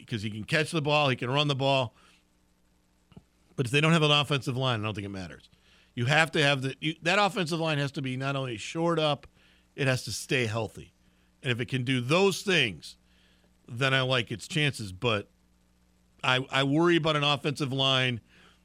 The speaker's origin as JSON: {"language": "English", "town": "Glen Ellyn", "region": "Illinois", "country": "United States", "tie": "born or raised there", "also_born_or_lived": "Chicago, Illinois", "moved": "yes", "lives_now": "Lafayette, United States", "said": "Glen Ellyn, Illinois. My hometown, my official hometown"}